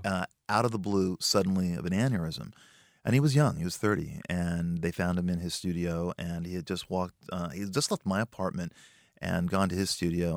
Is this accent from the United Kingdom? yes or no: no; Los Angeles, California, United States; I grew up in a part of Los Angeles called the San Fernando Valley, a valley boy